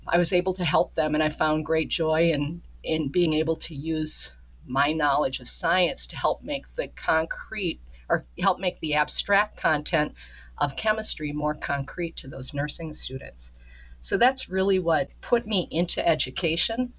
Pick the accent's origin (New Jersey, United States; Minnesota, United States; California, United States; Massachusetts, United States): Minnesota, United States; Minneapolis; moved away as an adult; also born or lived in Wisconsin / Red Wing, Minnesota / southern New Hampshire; now in northern New York, United States; growing up in the Minneapolis St. Paul region myself